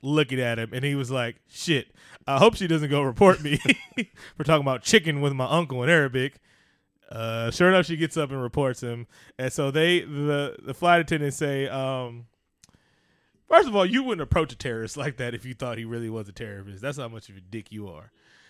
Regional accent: California, United States; Growing up in California around Mexican, Salvadorians, all races, all nationalities of Latin people, know if I hear something wrong in Spanish.

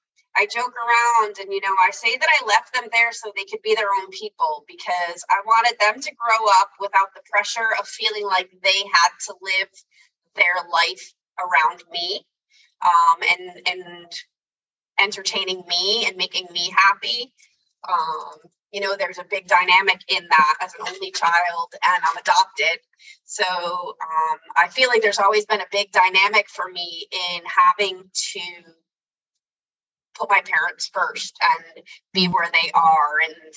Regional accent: Connecticut, United States; Now that I don't live in Connecticut, I miss it. I miss the change of seasons.

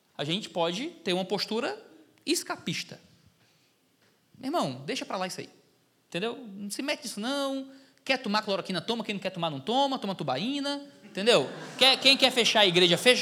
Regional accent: Ceará, Brazil; Sou do Ceará, estou aqui no sul do país

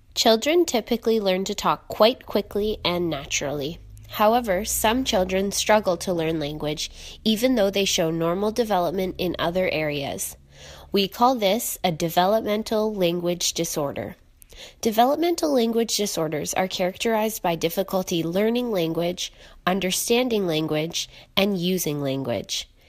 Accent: Ottawa, Ontario, Canada; I'm originally from Ottawa

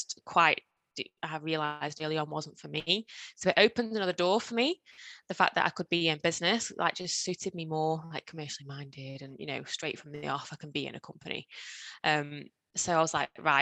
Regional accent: Stoke-on-Trent, West Midlands, United Kingdom; I was born in Stoke-on-Trent and I still live in Stoke-on-Trent

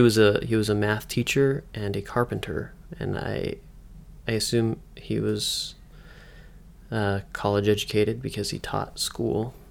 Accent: Western Massachusetts, United States; now in Utah, United States; I'm from Western Mass

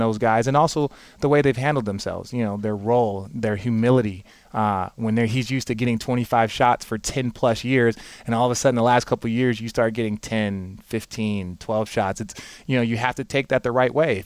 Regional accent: Phoenix, Arizona, United States; I grew up in Phoenix, Arizona

